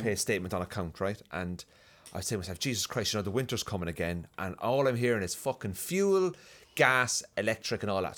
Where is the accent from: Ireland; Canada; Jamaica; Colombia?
Ireland; Cork, Munster; moved away as an adult; also born or lived in London; now in Belfast, United Kingdom; I'm from Cork